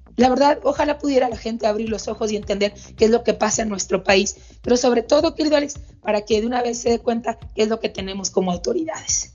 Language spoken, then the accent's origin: Spanish; Sonora, Mexico; also born or lived in Mexico City; mi lugar de origen, donde nací en Sonora